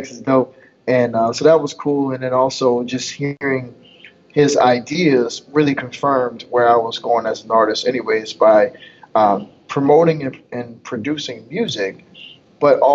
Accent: Fayetteville, North Carolina, United States; moved away; also born or lived in Connecticut; I grew up in Fayetteville, North Carolina, but I also lived in Connecticut

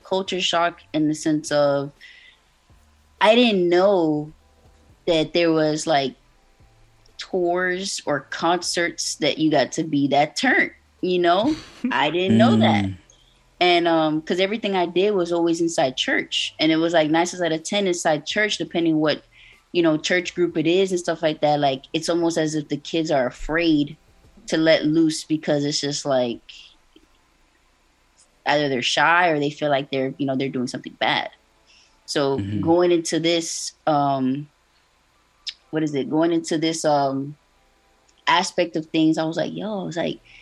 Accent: Miami, Florida, United States; born and raised in Miami, Florida, so 305 baby

